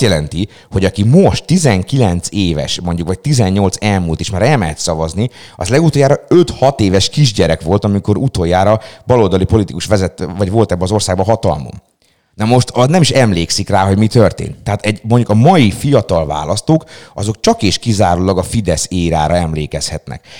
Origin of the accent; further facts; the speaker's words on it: Szeged, Csongrád-Csanád, Hungary; Én mondjuk például pont egy olyan lakótelepi részen nőttem fel gyerekkoromban